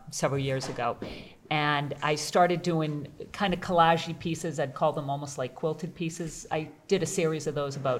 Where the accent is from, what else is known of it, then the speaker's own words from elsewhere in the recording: Lincoln, Massachusetts, United States; moved away as an adult; also born or lived in Rocky Neck; now in Gloucester, United States; I grew up in Lincoln, about an hour from here.